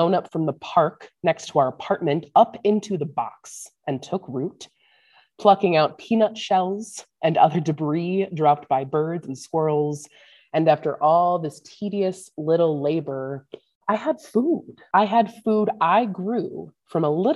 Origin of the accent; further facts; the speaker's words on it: St. Louis, Missouri, United States; now in northern Minnesota, United States; growing up in St. Louis